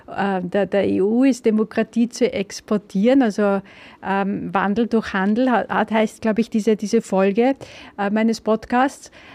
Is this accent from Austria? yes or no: yes; Austria; bei uns in Österreich